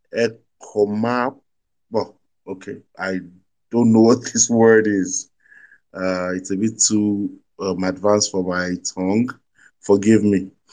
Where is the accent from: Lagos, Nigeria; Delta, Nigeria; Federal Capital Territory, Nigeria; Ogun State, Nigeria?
Ogun State, Nigeria; Ijebu-Ode; I am Yoruba. I come from Ogun State